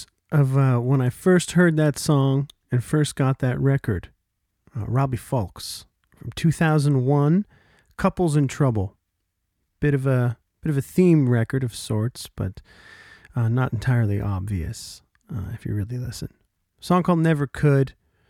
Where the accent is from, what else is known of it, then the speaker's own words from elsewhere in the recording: Oshawa, Ontario, Canada; my hometown of Oshawa, Ontario